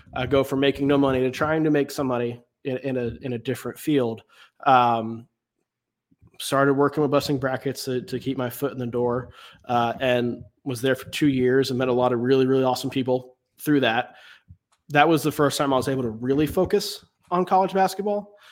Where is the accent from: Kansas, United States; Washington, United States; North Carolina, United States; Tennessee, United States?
North Carolina, United States; Raleigh; I grew up in Raleigh, in the Raleigh area.